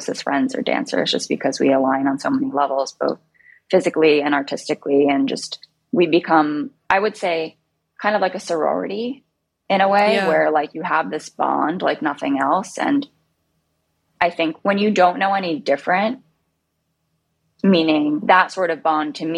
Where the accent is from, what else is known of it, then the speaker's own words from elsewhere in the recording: Bergen County, New Jersey, United States; also born or lived in New York City; I grew up in New Jersey, Bergen County.